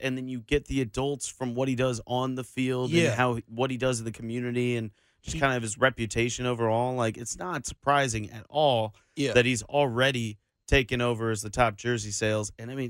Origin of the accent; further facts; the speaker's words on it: Kansas City, United States; growing up in Kansas City